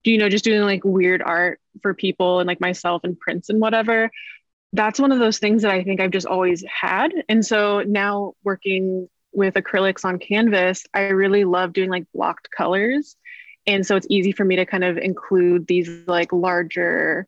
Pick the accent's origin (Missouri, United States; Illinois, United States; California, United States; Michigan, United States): California, United States; Bay Area; moved away as an adult; now in Portland, United States; I'm originally from the Bay Area.